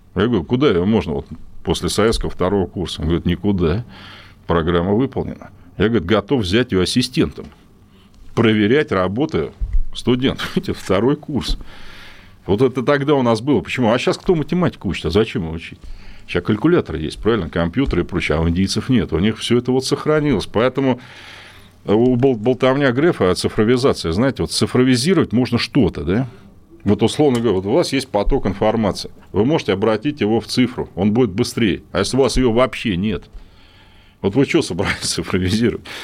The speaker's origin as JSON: {"language": "Russian", "country": "Russia", "said": "я тоже ведь россиянин"}